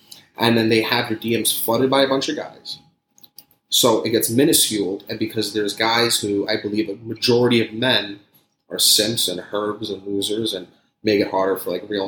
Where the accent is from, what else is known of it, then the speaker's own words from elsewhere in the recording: New York City, New York, United States; moved away as an adult; now in Florida, United States; I grew up in Staten Island